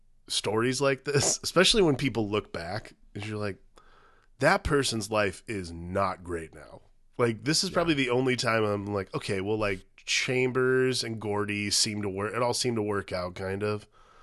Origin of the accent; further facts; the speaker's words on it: Aurora, Ohio, United States; like in Aurora where I was growing up in Ohio, there was a lot of like it was still undeveloped